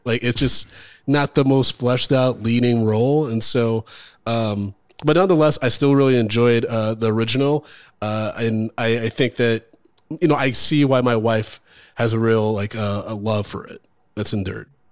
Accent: Michigan, United States; I'm originally from Michigan

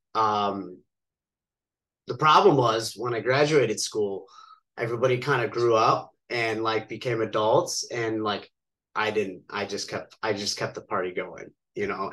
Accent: outside of Chicago, Illinois, United States; now in Las Vegas, United States; born and raised right outside of Chicago in a suburb

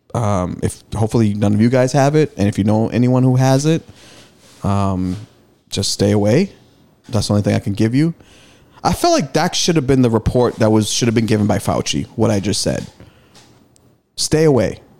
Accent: Malden, Massachusetts, United States; me taking train rides to Madison Park High School from Malden during the summer when I played BNBL.

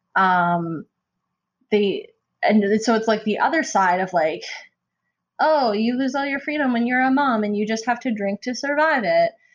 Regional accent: Calgary, Alberta, Canada; I'm from Calgary, Alberta

